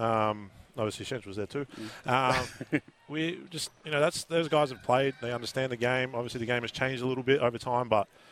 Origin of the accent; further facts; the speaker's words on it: Melbourne, Victoria, Australia; moved away as an adult; now in Adelaide, Australia; You know, I'm by myself here. I don't have any family because I'm from Melbourne